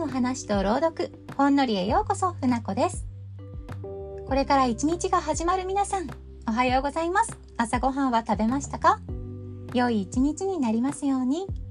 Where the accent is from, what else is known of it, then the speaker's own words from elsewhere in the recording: Tohoku, Japan; 同じ東北出身